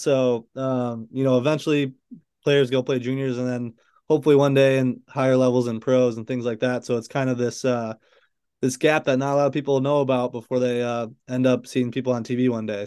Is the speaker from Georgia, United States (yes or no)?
no; Chelsea, Michigan, United States; moved away; I'm from Michigan, like you said. I grew up in this little town right outside of Ann Arbor, Michigan, called Chelsea